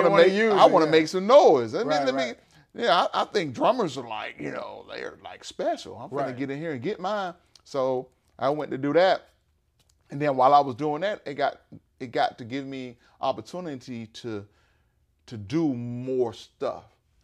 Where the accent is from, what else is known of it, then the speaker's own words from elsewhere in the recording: Florida, United States; also born or lived in Georgia, United States; You know, I'm from Florida, so you already know what's